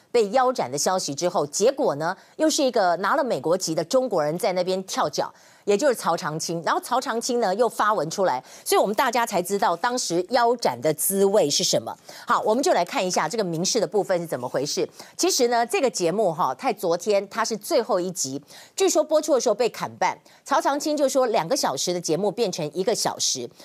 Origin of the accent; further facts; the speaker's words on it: Taiwan; 我们台湾人民